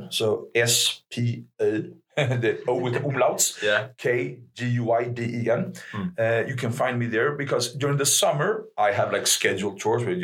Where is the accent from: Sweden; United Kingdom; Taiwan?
Sweden